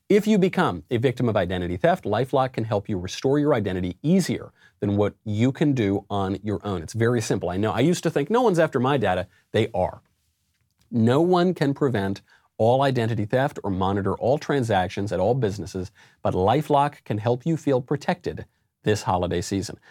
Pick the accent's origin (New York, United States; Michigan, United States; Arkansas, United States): New York, United States; also born or lived in Los Angeles; I'm a New Yorker